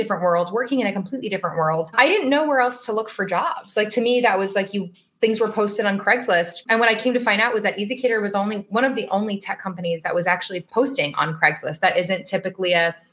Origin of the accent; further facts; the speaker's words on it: Las Vegas, Nevada, United States; moved away as an adult; now in Boston, United States; So born and raised in Las Vegas